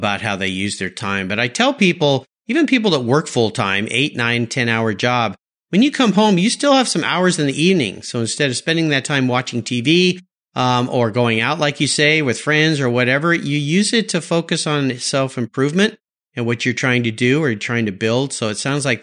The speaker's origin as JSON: {"language": "English", "town": "San Diego", "region": "California", "country": "United States", "tie": "born or raised there", "said": "I grew up in San Diego. I went to UCSD."}